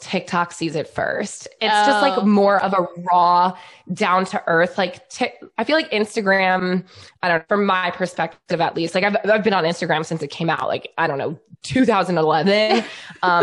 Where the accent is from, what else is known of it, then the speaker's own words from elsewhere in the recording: New York, United States; I'm from New York